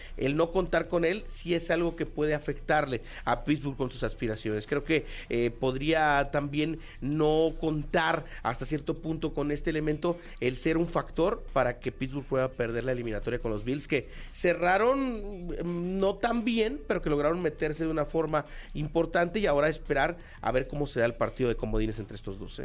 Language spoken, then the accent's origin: Spanish; Mexico; nosotros como mexicanos